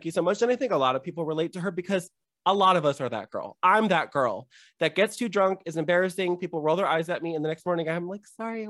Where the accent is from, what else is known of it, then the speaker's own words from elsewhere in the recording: California, United States; I grew up in California.